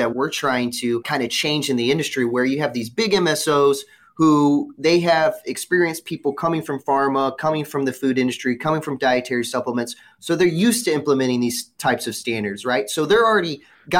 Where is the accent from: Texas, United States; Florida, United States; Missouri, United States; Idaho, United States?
Missouri, United States; Missouri, this is my home state